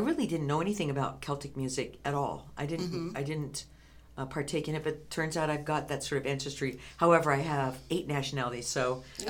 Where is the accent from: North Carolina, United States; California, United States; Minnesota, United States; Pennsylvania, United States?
California, United States; moved away as an adult; now in Spokane, United States; So originally from California, but not for very long.